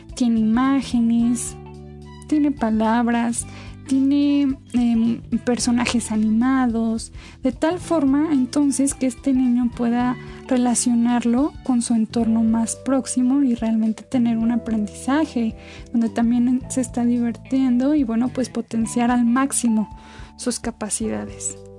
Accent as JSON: {"language": "Spanish", "country": "Mexico"}